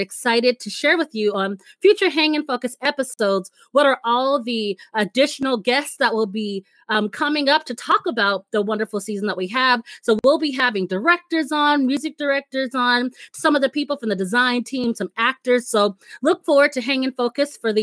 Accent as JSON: {"language": "English", "region": "Arizona", "country": "United States", "said": "I am a local girl"}